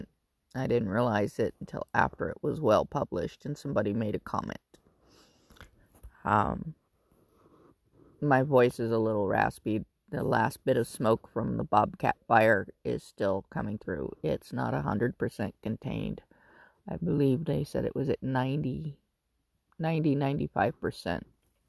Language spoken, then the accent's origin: English; San Rafael, California, United States; now in Mojave Desert, California, United States; I was born in San Rafael, California, which is near San Francisco.